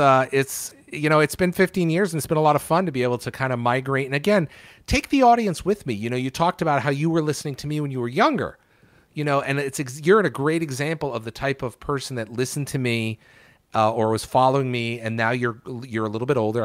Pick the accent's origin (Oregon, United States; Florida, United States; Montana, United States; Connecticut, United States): Connecticut, United States; New Haven; moved away as an adult; also born or lived in Syracuse; now in Seattle, United States; I grew up in Connecticut. I was born in Connecticut. I was born in New Haven.